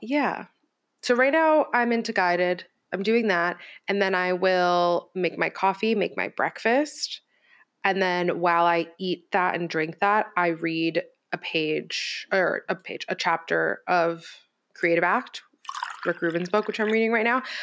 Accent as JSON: {"language": "English", "town": "Miami", "region": "Florida", "country": "United States", "tie": "born or raised there", "said": "I was raised in Miami"}